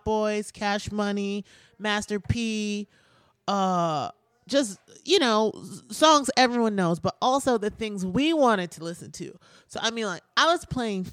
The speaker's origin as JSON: {"language": "English", "town": "Milwaukee", "region": "Wisconsin", "country": "United States", "said": "I'm from Milwaukee, and I'm from the 80s and 90s"}